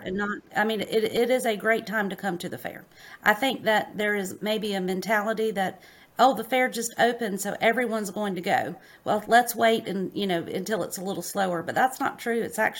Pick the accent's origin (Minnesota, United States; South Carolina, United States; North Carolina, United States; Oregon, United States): North Carolina, United States; Wake Forest; I am from Wake Forest, North Carolina.